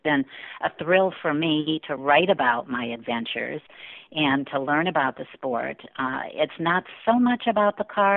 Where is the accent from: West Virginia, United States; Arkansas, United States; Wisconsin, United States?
Wisconsin, United States; also born or lived in Indiana; I grew up in the Midwest in Wisconsin